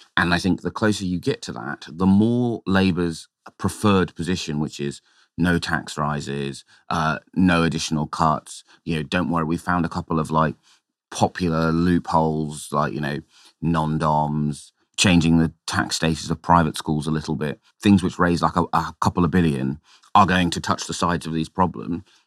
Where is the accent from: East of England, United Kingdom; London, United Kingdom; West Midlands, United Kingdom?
London, United Kingdom; my hometown of Tower Hamlets